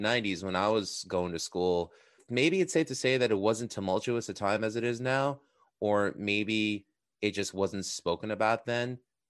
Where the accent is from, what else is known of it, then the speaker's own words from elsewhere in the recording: Queens, New York, United States; I'm from Queens, so, you know, that becomes very commonplace.